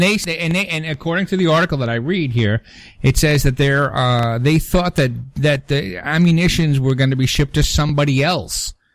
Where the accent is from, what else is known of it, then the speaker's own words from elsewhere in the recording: New York City, New York, United States; moved away; also born or lived in Long Island, New York; I'm from Brooklyn and I'm a truck driver